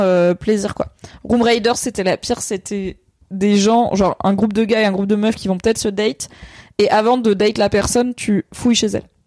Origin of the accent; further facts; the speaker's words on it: Valence, Auvergne-Rhône-Alpes, France; j'ai grandi à Valence dans la Drôme